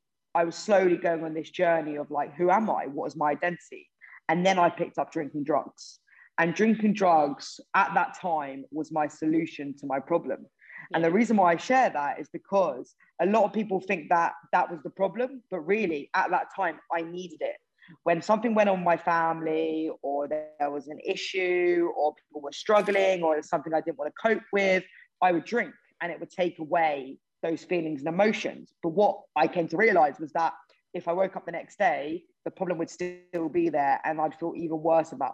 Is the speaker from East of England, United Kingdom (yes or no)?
yes; Hertfordshire, North London area, East of England, United Kingdom; I'm from Hertfordshire, North London, really area